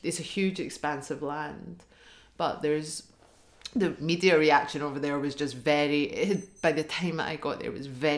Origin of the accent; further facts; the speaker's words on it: Hamilton, Scotland, United Kingdom; I'm from Hamilton